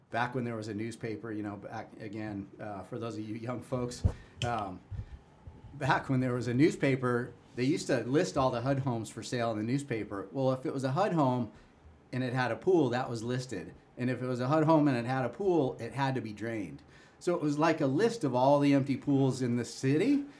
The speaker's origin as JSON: {"language": "English", "town": "Chicago", "region": "Illinois", "country": "United States", "tie": "born or raised there", "moved": "yes", "said": "I grew up in Chicago"}